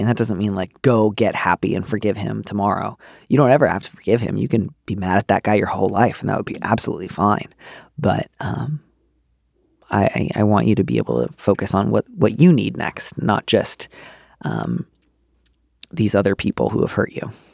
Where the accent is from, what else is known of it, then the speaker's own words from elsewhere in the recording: Midwest, United States; now in East Bay, United States; I grew up in the Midwest